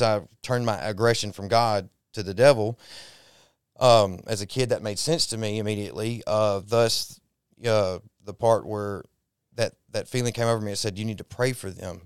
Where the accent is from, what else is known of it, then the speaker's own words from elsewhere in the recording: Dallas, Texas, United States; now in Mississippi, United States; I was born in Dallas